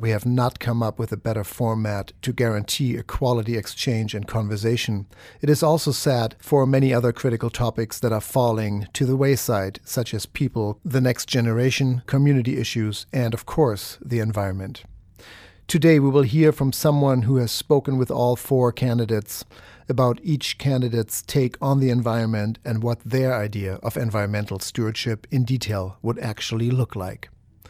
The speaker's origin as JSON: {"language": "English", "country": "Germany", "moved": "yes", "lives_now": "United States", "said": "In my 20 years here in the United States, I came from Germany exactly 20 years ago."}